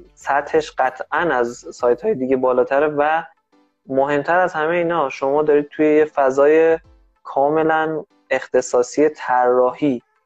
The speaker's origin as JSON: {"language": "Persian", "country": "Iran", "said": "ما که ایرانی هستیم"}